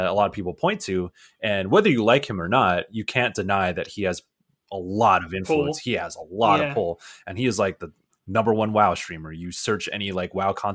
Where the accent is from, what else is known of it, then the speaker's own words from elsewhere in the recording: San Diego, California, United States; I'm from San Diego